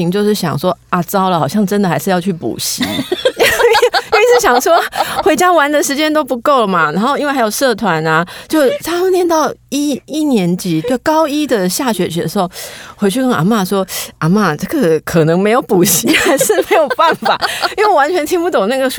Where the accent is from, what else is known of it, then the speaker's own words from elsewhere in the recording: Taiwan; accent: Taiwanese Mandarin; 其实我们这样都还算是台湾国语了。